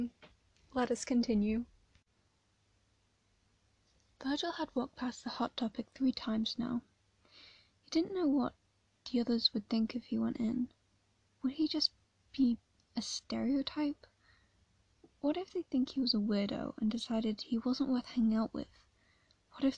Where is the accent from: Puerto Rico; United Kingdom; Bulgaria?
United Kingdom; England; I'm from England